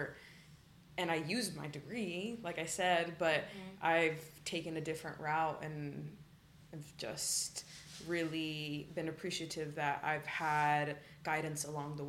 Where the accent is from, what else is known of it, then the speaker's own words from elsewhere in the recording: Austin, Texas, United States; also born or lived in Dallas; now in Houston, United States; we moved when I was 10 to Austin, and I feel definitely shaped me a lot as a person growing up in Austin